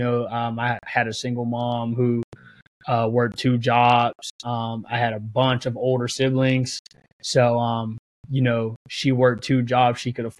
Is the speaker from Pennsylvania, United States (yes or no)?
yes; Aliquippa, Pennsylvania, United States; moved away as an adult; also born or lived in Pittsburgh, Pennsylvania; now in Eugene, United States; age two, my family moved to Aliquippa. So Aliquippa is what I know. Aliquippa is where I'm from. Aliquippa is where I was raised.